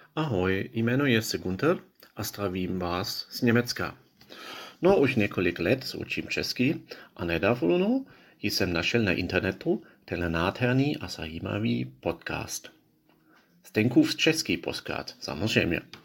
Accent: Israel; Czech is a second language; now in Prague, Czechia; z Izraeli. Já bydlím v Praze

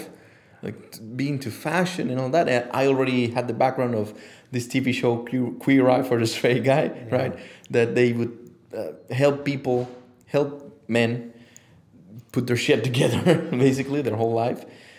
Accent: Mexico City, Mexico; moved away; Mexico City

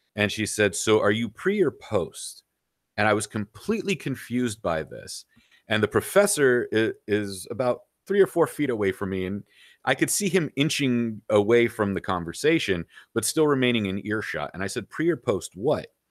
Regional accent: United States; there's that Assyrian from Iran side, there's that Lebanese side, and then growing up in America

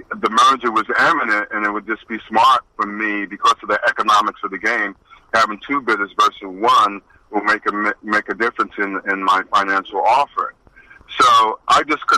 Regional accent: Perth Amboy, New Jersey, United States; I grew up in Perth Amboy, New Jersey

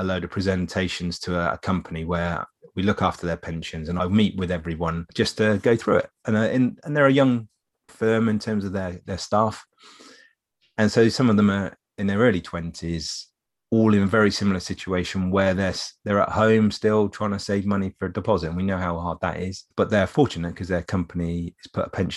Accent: England, United Kingdom; we're English.

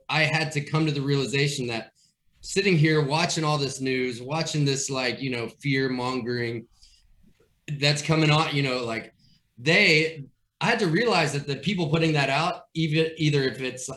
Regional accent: Bowling Green, Kentucky, United States; now in Nashville, United States; I'm originally from Kentucky, right? So yeah. Bowling Green, outside of there, my family has a farm

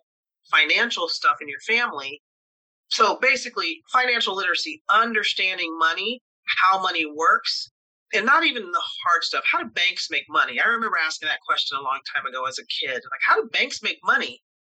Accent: Tuskegee, Alabama, United States; It started as me as a little girl in Alabama. I was born in Tuskegee, Alabama, United States, Southern state, in 1960

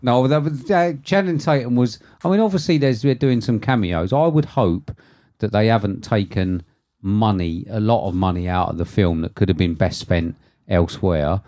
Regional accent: United Kingdom; being a British person

